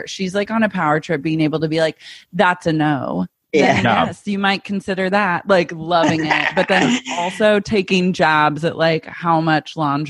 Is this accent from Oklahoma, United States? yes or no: yes; Oklahoma, United States; I'm from Oklahoma.